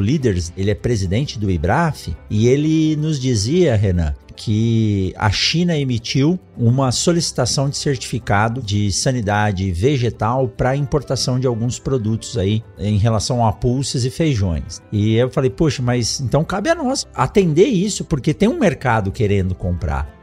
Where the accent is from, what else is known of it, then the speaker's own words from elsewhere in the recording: São Paulo, Brazil; eu nasci em São Paulo